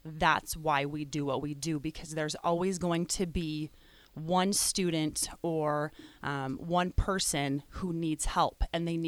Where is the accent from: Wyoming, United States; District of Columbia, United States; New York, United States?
Wyoming, United States; I'm from Wyoming